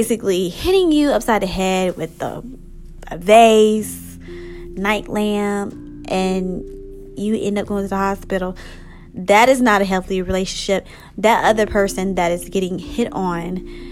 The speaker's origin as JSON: {"language": "English", "country": "United States", "said": "I'm African American"}